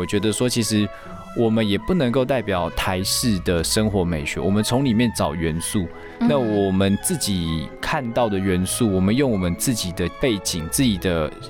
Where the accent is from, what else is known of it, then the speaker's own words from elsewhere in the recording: Taiwan; 我因为我就在台湾长大，那受教育、工作一路都在台湾，那我我最熟的也就是台湾